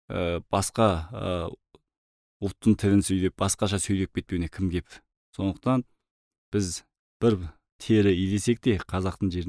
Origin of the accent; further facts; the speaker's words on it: Mongolia; moved away as an adult; now in Kazakhstan; мені моңғолияда университет бітіріп ауылға келген кезде